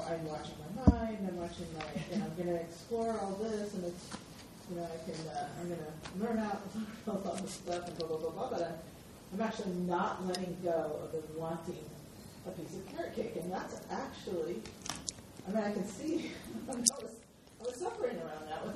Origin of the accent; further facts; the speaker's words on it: Portland, Oregon, United States; I grew up in Portland, Oregon